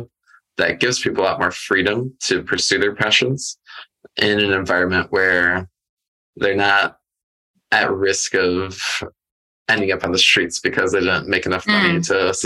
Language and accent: English; the Midwest of the United States, United States; I grew up in the Midwest of the United States